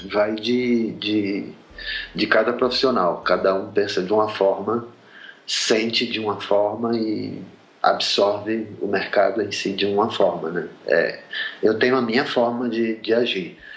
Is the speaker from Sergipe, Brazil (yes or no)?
yes; Sergipe, Brazil; also born or lived in Rio de Janeiro; now in São Paulo, Brazil; É, eu sou de Sergipe, eu morei oito anos no Rio, eu moro há 13 anos em São Paulo.